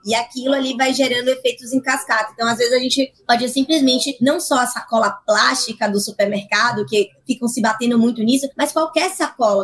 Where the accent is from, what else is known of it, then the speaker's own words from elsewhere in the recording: Salvador, Bahia, Brazil; eu sou de Salvador, eu sou nordestina